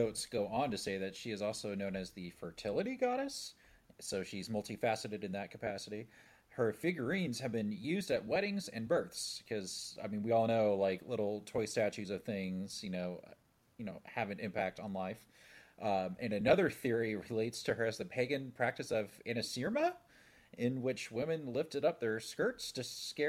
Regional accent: Indiana, United States; I'm from Indiana.

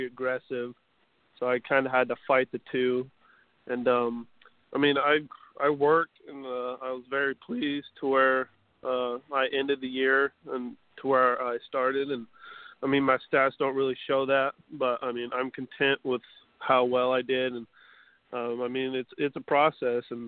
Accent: New Mexico, United States; The 2 local colleges in my home state, New Mexico State, UNM, University of New Mexico

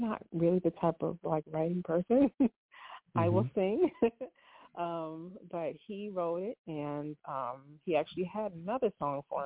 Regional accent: Rochester, New York, United States; also born or lived in Boston, Massachusetts; I was raised in Rochester, born in Boston, Massachusetts

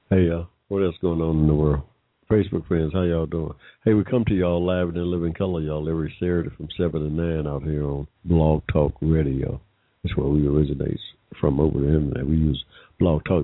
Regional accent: Henry County, Georgia, United States; I was born here in Georgia in 1945, yeah. Right in the middle of, I like to tell a story fondly, in the middle of a cotton field in Henry County, Georgia

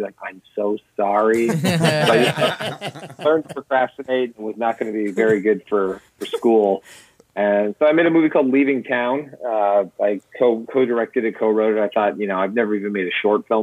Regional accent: Windsor area, Ontario, Canada; living on the border with Detroit.

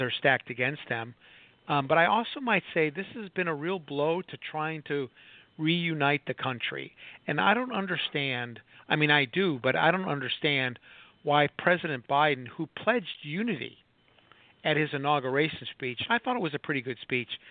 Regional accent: Chicago, Illinois, United States; moved away; also born or lived in Minneapolis; I grew up in Chicago

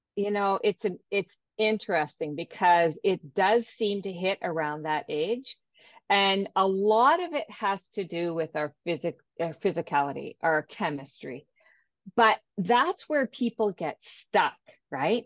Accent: Ontario, Canada; from Ontario, Canada

